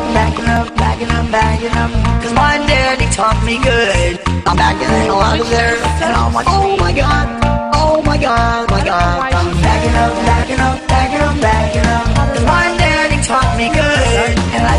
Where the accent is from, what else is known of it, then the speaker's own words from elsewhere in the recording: Texas, United States; Well, I would just claim I'm from Texas and put pop in there.